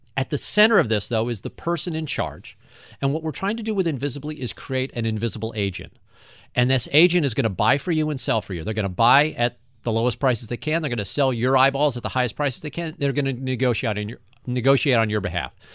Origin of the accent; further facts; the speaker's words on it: St. Louis, Missouri, United States; I wanted to build something in my hometown that was going to not only show off how cool Saint Louis is